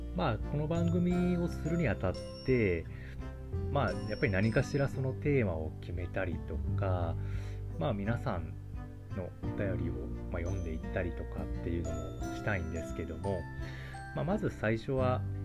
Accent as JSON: {"language": "Japanese", "region": "Kyushu", "country": "Japan", "tie": "born or raised there", "moved": "as an adult", "lives_now": "Tokyo, Japan", "said": "私もともと生まれは九州の方になるんですけども、えっと、東京に、え引っ越してきたのは、えっと、本当につい最近ですね"}